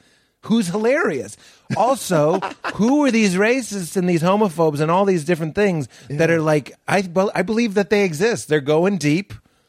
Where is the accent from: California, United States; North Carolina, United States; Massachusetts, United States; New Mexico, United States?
Massachusetts, United States; Boston; moved away; everyone I grew up in Boston